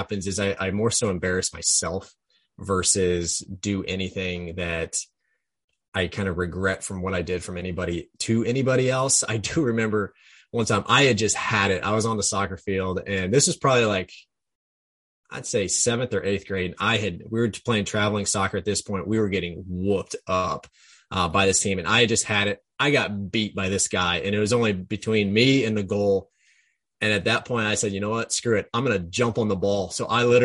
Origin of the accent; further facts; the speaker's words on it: Jefferson City, Missouri, United States; moved away; me growing up in Jefferson City.